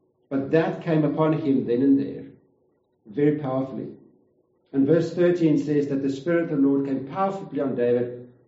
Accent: Kempton Park, Gauteng, South Africa; we've moved back and forth to Gauteng. I came from Kempton Park, moved back and forth.

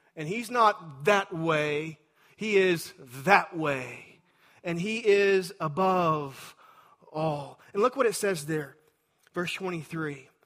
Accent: Texas, United States; I'm a Texan

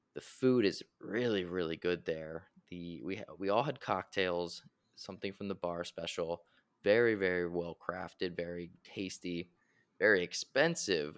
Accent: Philadelphia, Pennsylvania, United States; we are from Philadelphia

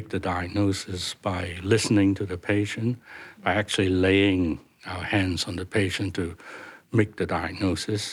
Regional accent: Hong Kong; moved away as an adult; also born or lived in Dublin, Ireland / Papua New Guinea; I'm from Hong Kong, but I went to medical school in Dublin, Ireland.

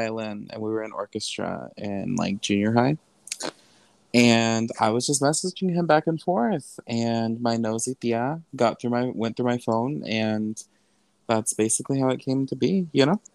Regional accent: Texas, United States; I'm from Texas

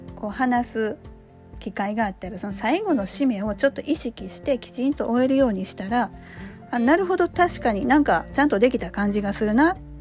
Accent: Osaka, Japan; これ大阪人なんでね

